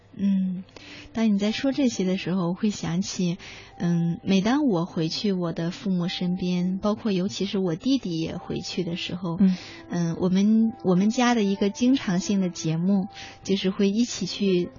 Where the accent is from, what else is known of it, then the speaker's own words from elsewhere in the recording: China; 因为我们中国人不喜欢脆弱呀